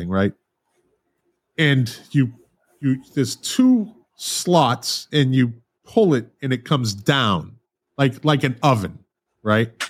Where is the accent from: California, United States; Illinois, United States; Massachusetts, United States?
Massachusetts, United States; Boston; moved away; I'm from Boston originally